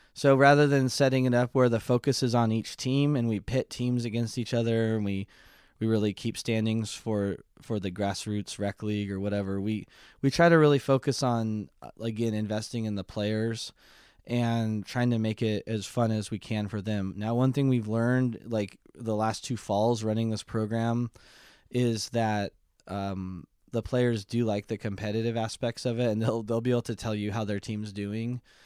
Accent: Mariposa, California, United States; I grew up in Mariposa

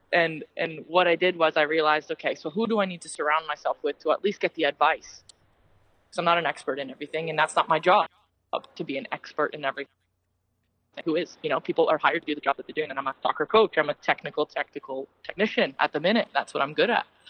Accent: Mississauga, Ontario, Canada; now in Wollongong, Australia; I'm actually from Mississauga

